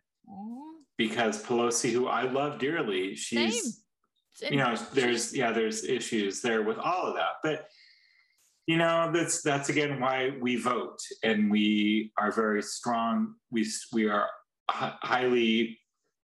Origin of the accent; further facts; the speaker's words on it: Washington, United States; moved away as an adult; now in Texas, United States; I'm from Washington